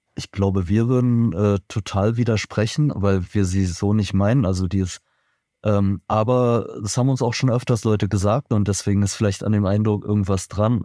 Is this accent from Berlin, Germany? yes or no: yes; Berlin, Germany; ich bin persönlich in Berlin geboren und aufgewachsen